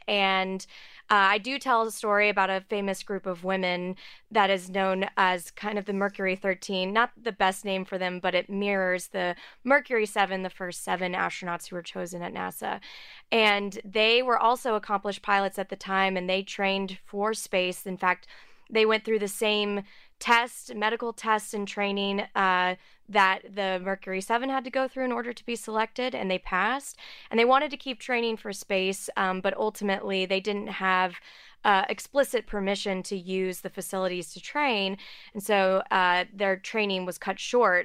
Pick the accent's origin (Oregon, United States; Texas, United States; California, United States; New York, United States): Texas, United States; outside of Houston; I grew up outside of Houston.